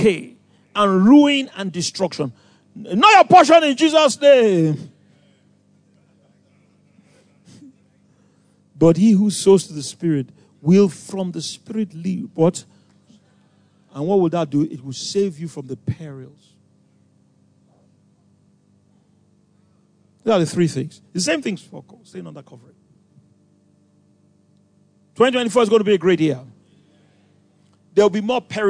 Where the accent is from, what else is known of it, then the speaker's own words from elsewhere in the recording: Nigeria; I'm Nigerian